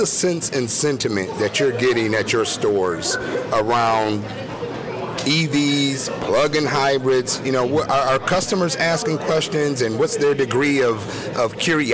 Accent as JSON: {"language": "English", "town": "Detroit", "region": "Michigan", "country": "United States", "tie": "born or raised there", "said": "I grew up in Detroit, and like I said, dealerships, one of my first jobs was in a dealership"}